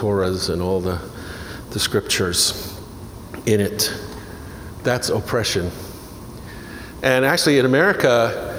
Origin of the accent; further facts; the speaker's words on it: New York City, New York, United States; also born or lived in New Jersey; I'm from New York, born and raised in New York City and New Jersey, across the river